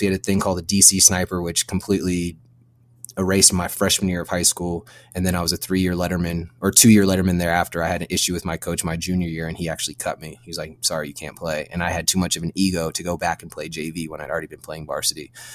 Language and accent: English; Virginia, United States; moved away as an adult; I'm from Virginia, born and raised in Virginia